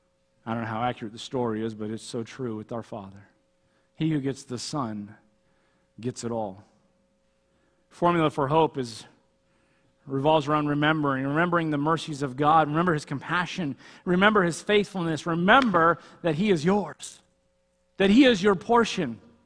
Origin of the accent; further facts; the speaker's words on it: California, United States; I remember when I first came up here in the Army, I came from Southern California, and no one is in any kind of hurry here.